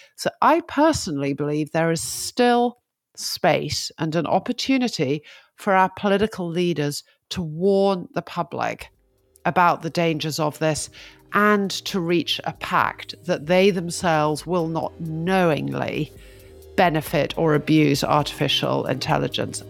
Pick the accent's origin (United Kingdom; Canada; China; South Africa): United Kingdom; I'm a Brit